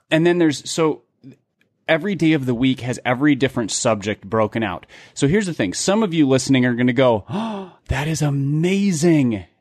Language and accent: English; Midwest, United States; growing up in the Midwest